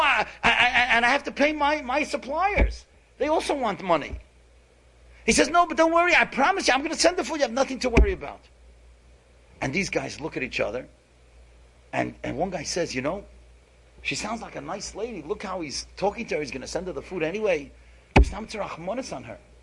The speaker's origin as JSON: {"language": "English", "town": "New York City", "region": "New York", "country": "United States", "tie": "born or raised there", "said": "we grew up together in Kew Gardens"}